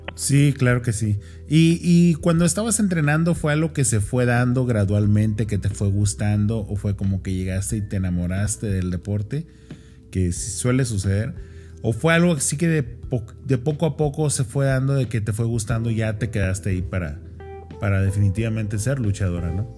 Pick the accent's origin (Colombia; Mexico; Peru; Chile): Mexico; nosotros somos mexicanos